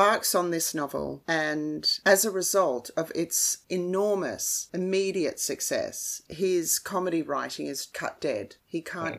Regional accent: Australia; as an Australian

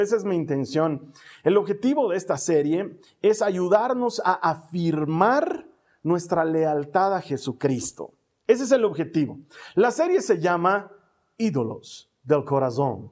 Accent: Bolivia; aquí en mi país

